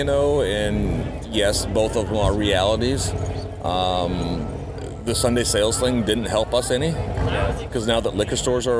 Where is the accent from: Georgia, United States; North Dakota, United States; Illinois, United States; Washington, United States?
Georgia, United States; also born or lived in Tomahawk, Wisconsin; now in Minnesota, United States; Lived there till I was 6 years old, until my dad took a transfer down to Georgia